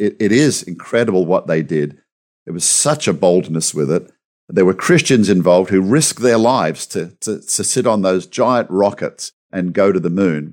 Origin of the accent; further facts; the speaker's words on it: Australia; I'm an Aussie.